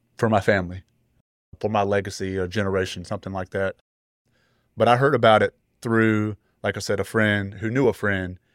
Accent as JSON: {"language": "English", "town": "Greensboro", "region": "North Carolina", "country": "United States", "said": "I'm from the Greensboro, North Carolina area."}